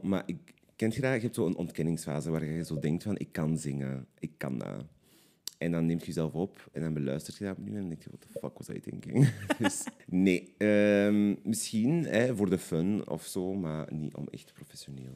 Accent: Limburg, Flanders, Belgium; moved away as an adult; now in Antwerp, Belgium; Ik ben oorspronkelijk afkomstig uit Limburg, maar ik woon nu al tien jaar in Antwerpen

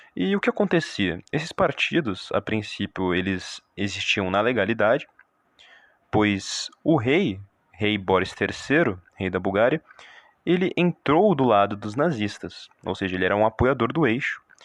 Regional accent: Brazil; nós brasileiros

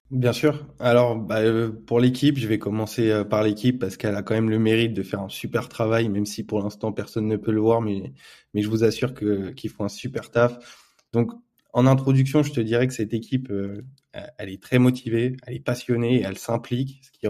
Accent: France; je vais parler en tant que en tant que Français qui monte une boîte crypto en France.

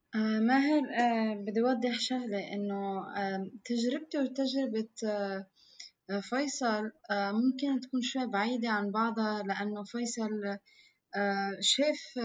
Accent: Lebanon; وجودنا كلبنانيين كمواطنين

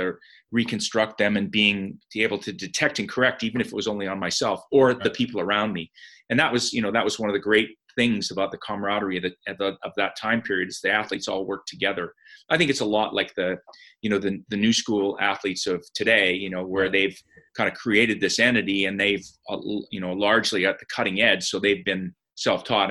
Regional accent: Calgary, Alberta, Canada; I grew up in Calgary, and my home resort was Sunshine Village.

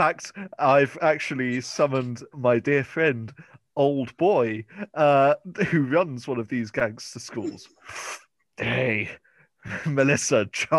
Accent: England, United Kingdom; I'm sorry. I'm English.

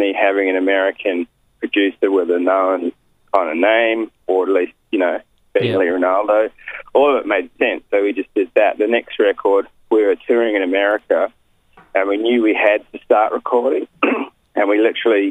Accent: New Zealand; now in Sydney, Australia; But I grew up in New Zealand.

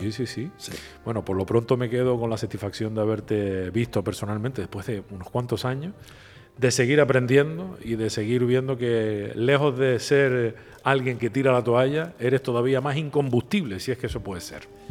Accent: Canary Islands, Spain; Los canarios, yo creo que, no sé si esto lo compartes conmigo, tenemos una manera de hacer las cosas

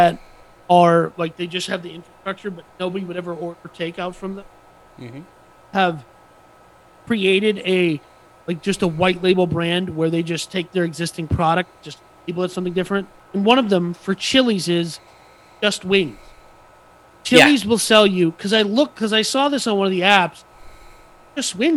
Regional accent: Bloomington, Minnesota, United States; moved away; my hometown, same city as where I was born and raised

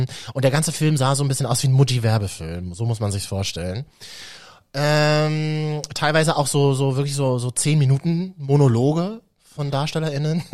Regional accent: Berlin, Germany; für uns Berliner innen

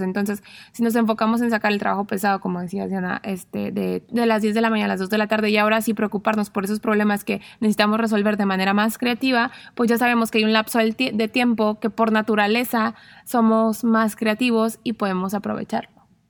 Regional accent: Mexico; como mexicanos

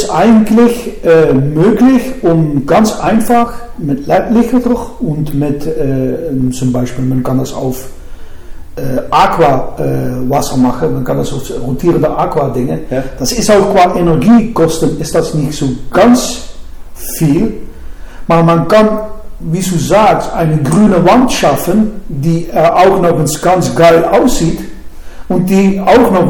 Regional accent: Netherlands; Ja, Volker, da muss ich doch als Holländer ein bisschen vorsichtiger sein

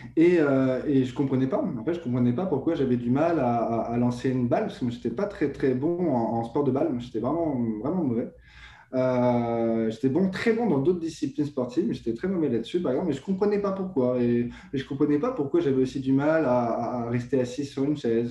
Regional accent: France; moved away as an adult; now in Quebec, Canada; je suis français euh, français immigré au Canada depuis maintenant plus de deux ans.

